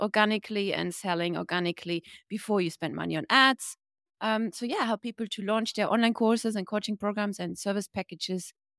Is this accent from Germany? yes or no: yes; Germany; now in Bali, Indonesia; I'm from Germany, but based in Bali